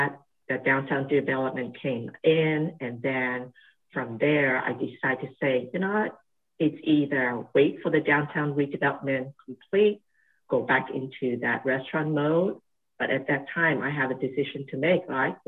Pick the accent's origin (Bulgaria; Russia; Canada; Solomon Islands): Solomon Islands; Honiara, Guadalcanal; moved away as an adult; also born or lived in Hong Kong / Australia; now in Santa Barbara, United States; Born and raised in a South Pacific island, and it's called the Solomon Islands, and was born in the island called Guadalcanal.